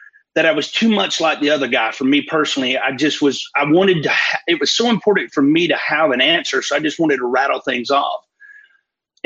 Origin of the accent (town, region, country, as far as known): Fort Payne, Alabama, United States